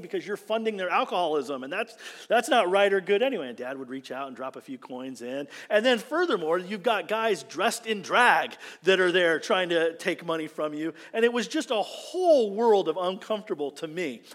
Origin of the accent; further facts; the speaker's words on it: United States; being an American